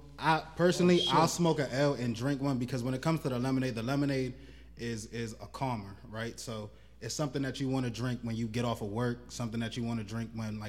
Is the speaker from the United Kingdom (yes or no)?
no; Silver Spring, Maryland, United States; moved away as an adult; also born or lived in Prince George's County, Maryland; now in New Jersey, United States; originally, I'm from Silver Spring, Maryland, by way of Hinesville, Maryland. I moved out to New Jersey in about 2011